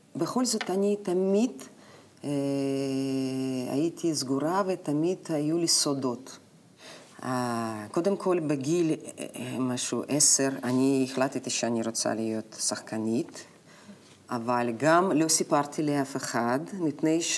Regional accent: Novosibirsk, Novosibirsk Oblast, Russia; Hebrew is a second language; moved away as an adult; also born or lived in Moscow, Russia; now in Israel; אני נולדתי בנובוסיבירסק.

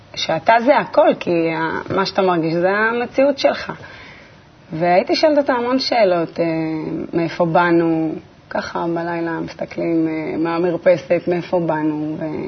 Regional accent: Netanya, Central District, Israel; נולדתי בנתניה, ליד הים, אה, בבית מאוד ביתי חממה כזה.

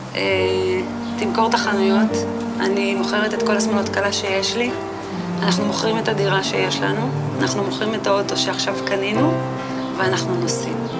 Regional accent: moshav near Rehovot, Central District, Israel; גדלתי במושב שנקרא מושב בתל עזר, אה, זה נמצא ליד רחובות. שם גם נולדתי וגרתי שם ממש עד גיל 18

